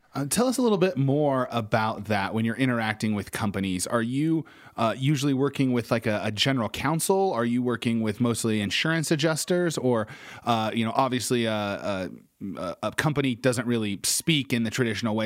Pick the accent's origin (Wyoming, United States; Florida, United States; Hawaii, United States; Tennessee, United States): Wyoming, United States; Casper; I grew up in Casper, Wyoming